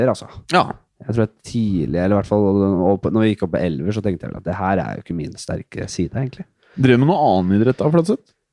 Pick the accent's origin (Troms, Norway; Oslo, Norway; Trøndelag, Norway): Oslo, Norway; Bekkelaget. Nordsand. Ja. I Oslo.